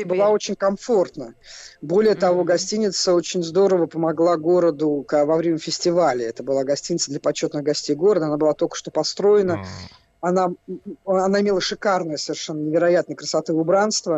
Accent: Moscow, Russia; Я как человек, э, который родился и вырос в Москве

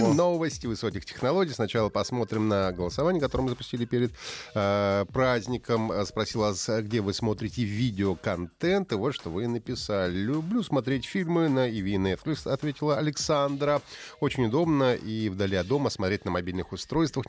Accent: Urals, Russia; Их детство прошло на Урале, как у нас с Павлом

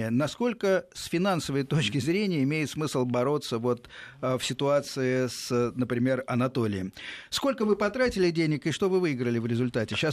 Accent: Moscow, Russia

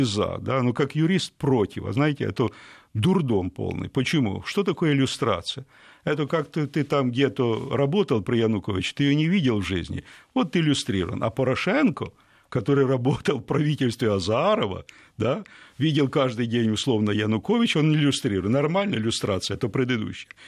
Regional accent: Ukraine; я украинец, знаете, украинец, коренной такой украинец

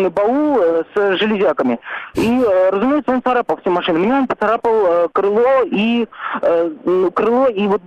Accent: Moscow, Russia; Я из Москвы, я стоял в пробке на шоссе, вот, в сторону МКАДа.

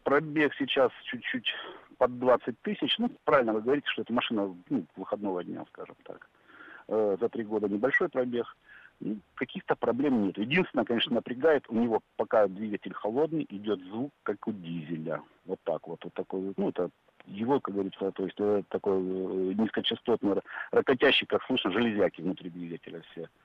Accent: Krasnodar, Krasnodar Krai, Russia; я сам из Краснодара

